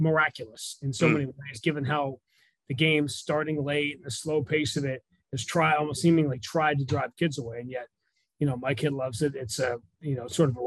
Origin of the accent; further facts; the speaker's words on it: New York City, New York, United States; moved away; I grew up in Greenwich Village in New York